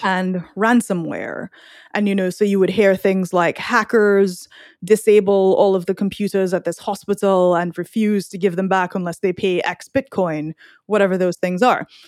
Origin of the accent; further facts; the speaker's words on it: Trinidad & Tobago; now in United States; I'm from Trinidad